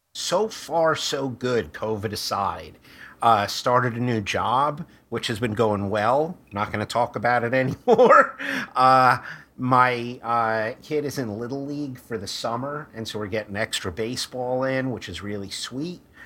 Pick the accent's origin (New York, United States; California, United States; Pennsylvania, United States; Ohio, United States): New York, United States; New York City; also born or lived in Brooklyn; I grew up in Queens.